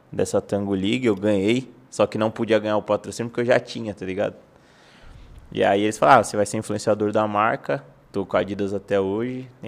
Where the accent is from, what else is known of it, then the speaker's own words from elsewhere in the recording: São Paulo, Brazil; Mano, sou de São Paulo mesmo, capital. É, sempre morei ali na Lapa, da região da Lapa.